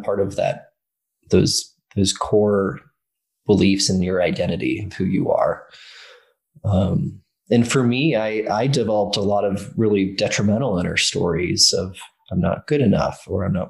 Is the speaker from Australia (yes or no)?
no; Ireland; I grew up in Ireland.